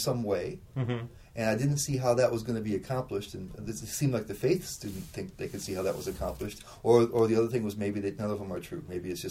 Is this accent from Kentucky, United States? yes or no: no; Michigan, United States; I grew up in Michigan.